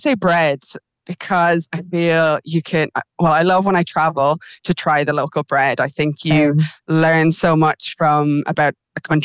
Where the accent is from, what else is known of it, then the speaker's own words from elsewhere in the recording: Ireland; being Irish